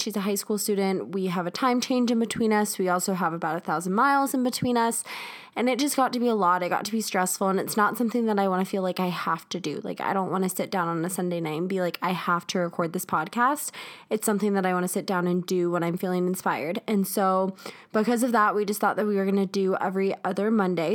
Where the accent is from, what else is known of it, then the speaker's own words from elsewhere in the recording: South Carolina, United States; moved away as an adult; now in Denver, United States; I am originally from South Carolina. That's where my family lives.